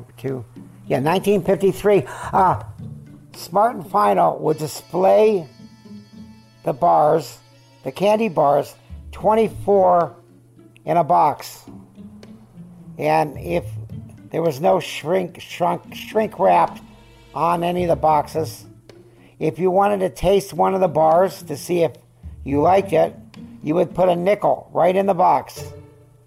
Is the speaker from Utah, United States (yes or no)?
no; California, United States; also born or lived in Syracuse, New York / Van Nuys, California; I was born in Syracuse, New York. We left there when I was 3 and a half, and I remember nothing about it. We came to California.